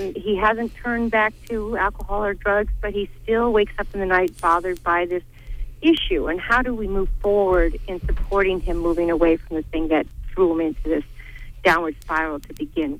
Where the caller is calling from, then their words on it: Gouldsboro, United States; I'm calling from Gouldsboro.